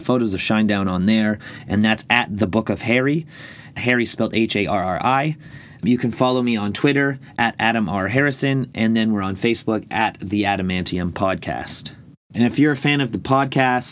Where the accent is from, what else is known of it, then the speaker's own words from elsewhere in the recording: Ireland; being Irish